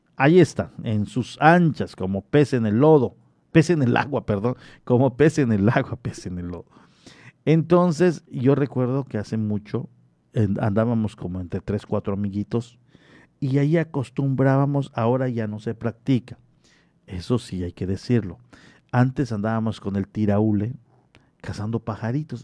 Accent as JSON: {"language": "Spanish", "town": "Solferino", "region": "Quintana Roo", "country": "Mexico", "tie": "born or raised there", "moved": "yes", "lives_now": "Cozumel, Mexico", "said": "en la comunidad de Solferino, ahí en mi pueblo natal"}